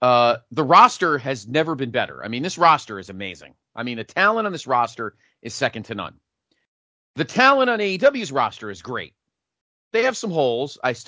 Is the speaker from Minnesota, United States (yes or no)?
no; Connecticut, United States; when I was a kid growing up in Connecticut.